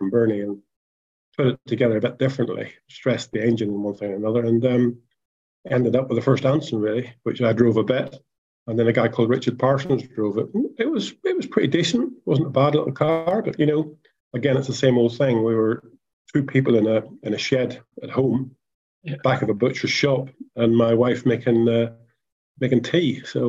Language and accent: English; Ireland; you know, I come from Ireland. We used to do things with cars.